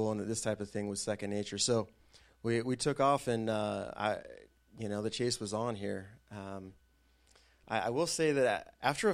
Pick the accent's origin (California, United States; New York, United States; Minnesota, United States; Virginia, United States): Virginia, United States; Burke; also born or lived in Salt Lake City, Utah; I was born in Salt Lake City, but I grew up mostly in a Northern Virginia suburb called Burke.